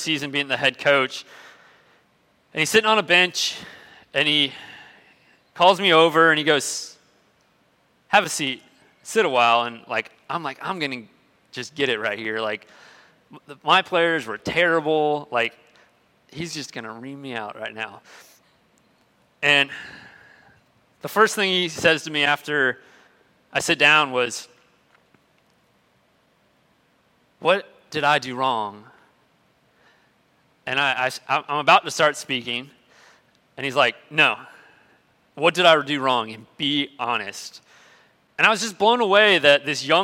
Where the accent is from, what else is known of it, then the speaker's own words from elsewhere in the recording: Tampa, Florida, United States; moved away; also born or lived in Nashville, Tennessee; I was from Florida, I was from Tampa, but we'd been living in Nashville